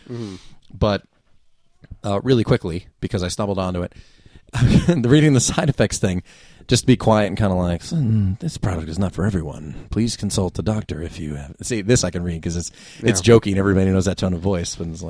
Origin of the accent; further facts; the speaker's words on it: New Jersey, United States; Which I always hesitate to say I'm from the Jersey Shore